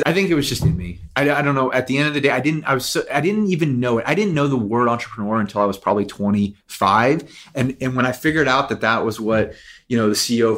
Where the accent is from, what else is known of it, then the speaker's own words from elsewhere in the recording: Nashville, Tennessee, United States; also born or lived in New York; now in Los Angeles, United States; I am from Nashville. My grandfather was a musician all of his life and a music teacher